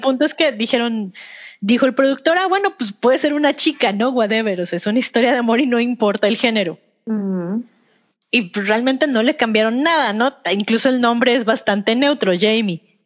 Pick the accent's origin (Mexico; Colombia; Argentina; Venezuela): Mexico; nos representan como mexicanos